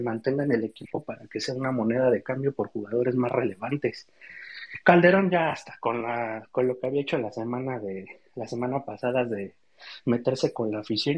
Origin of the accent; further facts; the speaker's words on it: Mexico City, Mexico; yo soy de aquí de la Ciudad de México